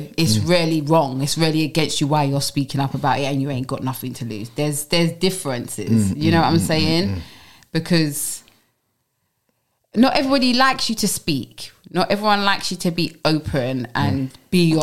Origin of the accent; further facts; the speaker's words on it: London, United Kingdom; I'm from Brixton, Tulse Hill